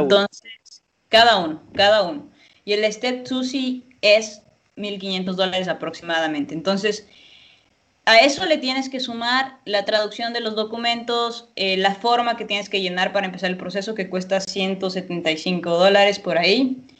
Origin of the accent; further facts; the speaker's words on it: Ecuador; moved away; yo soy de Ecuador